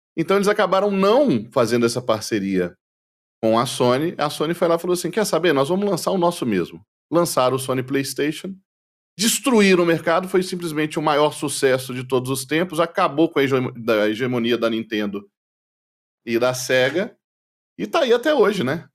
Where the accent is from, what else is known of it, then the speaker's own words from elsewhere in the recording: Brazil; nós brasileiros